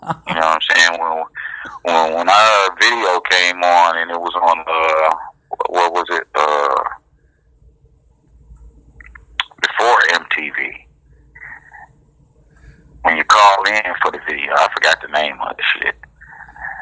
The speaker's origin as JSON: {"language": "English", "town": "Detroit", "region": "Michigan", "country": "United States", "tie": "born or raised there", "said": "We grew up in Paul Robeson, Diggs, down there by the Brewster Projects."}